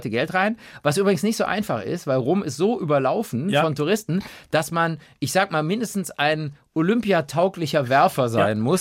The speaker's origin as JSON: {"language": "German", "region": "Rhineland", "country": "Germany", "tie": "born or raised there", "said": "Rheinland, wo ich groß geworden bin, da ist immer äh, Oktober, nee, November ist es"}